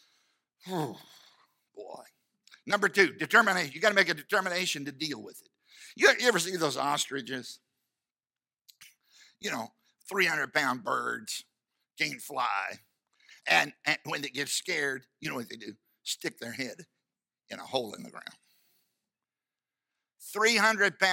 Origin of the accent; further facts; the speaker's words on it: United States; I'm an American